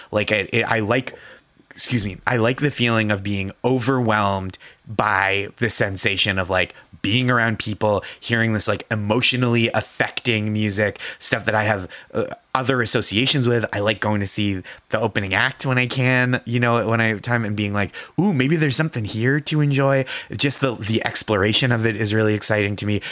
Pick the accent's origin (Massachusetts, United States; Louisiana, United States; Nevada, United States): Massachusetts, United States; Boston; now in New York, United States; I am from Boston